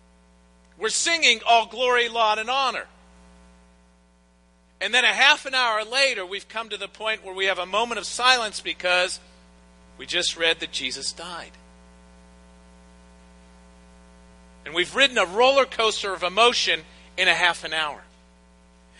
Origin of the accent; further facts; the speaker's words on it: Pittsburgh, Pennsylvania, United States; moved away as an adult; now in Hilton Head Island, United States; I grew up in Pittsburgh